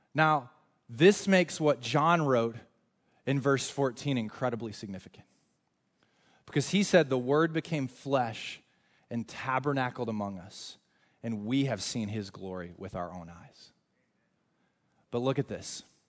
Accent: North Carolina, United States; moved away; I am from North Carolina. We are huge in college basketball in North Carolina

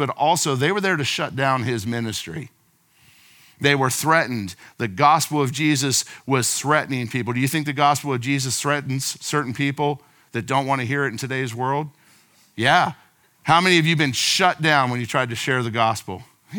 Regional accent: West Melbourne, Florida, United States; I grew up in West Melbourne. We've been here for 38 years

